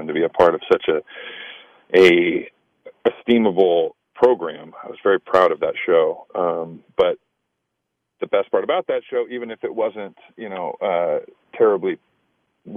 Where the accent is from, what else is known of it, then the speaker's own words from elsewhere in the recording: Sacramento, California, United States; moved away as an adult; also born or lived in Los Angeles, California / Chicago, Illinois / New York; I grew up in Sacramento, California.